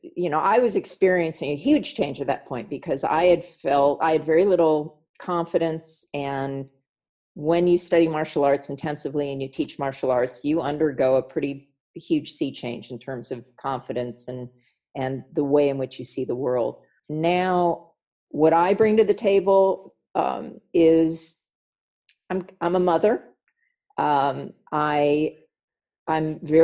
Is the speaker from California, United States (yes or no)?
yes; California, United States; I grew up in privilege in California